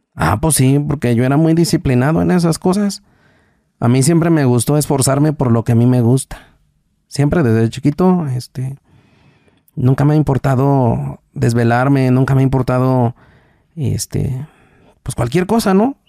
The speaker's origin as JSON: {"language": "Spanish", "country": "Mexico", "tie": "born or raised there", "said": "de Texmola, se llama la comunidad donde yo nací"}